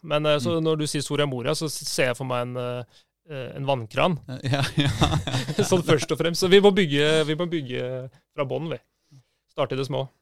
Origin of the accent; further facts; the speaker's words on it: Oslo, Norway; er født og oppvokst på Oppsal. Veldig sånn Oppsal